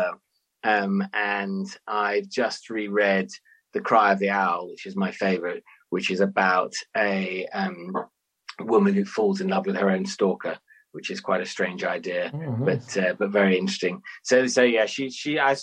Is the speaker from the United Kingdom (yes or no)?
yes; London, United Kingdom; I grew up in North London in the 80s.